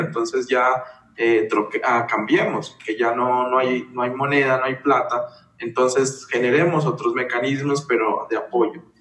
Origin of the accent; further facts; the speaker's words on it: Kamëntšá people, Putumayo, Colombia; also born or lived in Brazil; now in Bogotá, Colombia; he participado como miembro activo del pueblo Camonchavilla